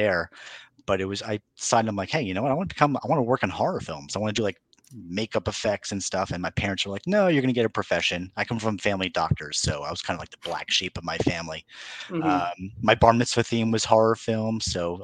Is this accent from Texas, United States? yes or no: no; New York, United States; I'm a New Yorker. I talk fast